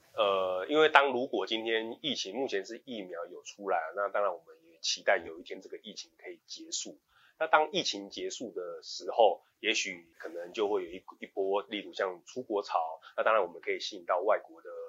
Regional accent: Taiwan; 我们都是台湾人

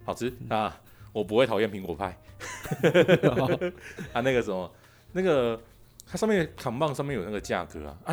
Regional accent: Taiwan; 我们台湾会直接以那个酒精浓度来做测试

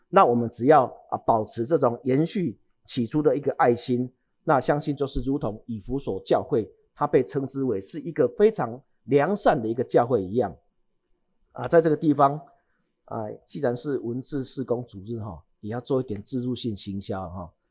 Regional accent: Changhua County, Taiwan; 我是在彰化长大的

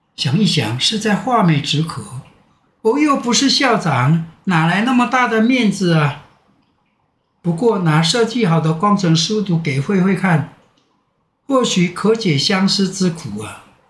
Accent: Minhe Village, Nantou County, Taiwan; moved away as an adult; also born or lived in Luye, Taitung County / Taipei; 这是我的家乡，只要有我在，民和没问题

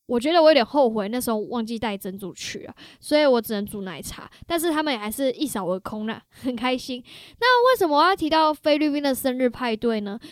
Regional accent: Taiwan; moved away; also born or lived in Toronto, Canada; 我觉得因为身为台湾人呢，其实我们的嘴巴已经被他们 养坏了，从小就养坏了的嘛

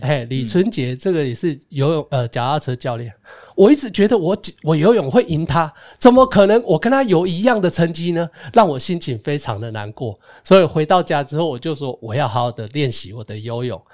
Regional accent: Taiwan; moved away; 我是台湾来的

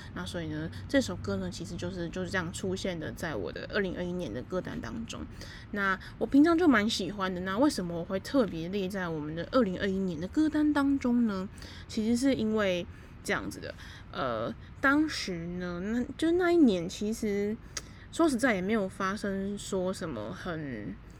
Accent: Taipei, Taiwan; moved away as an adult; also born or lived in Kaohsiung; 因为我是台北人嘛

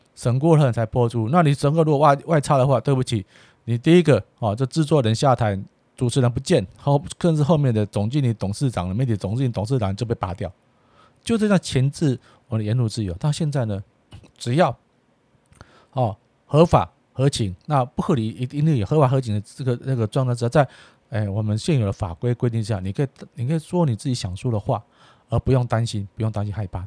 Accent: Taiwan; 纯粹是我们台湾人的，啊，子弟

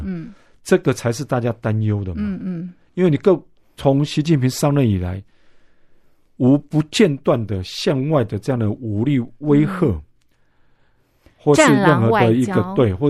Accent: Taiwan; 就像我们台湾人常讲的，

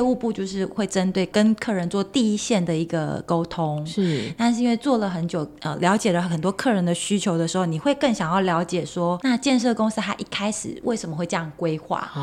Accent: Kaohsiung, Taiwan; now in Taipei, Taiwan; 因为我是高雄人

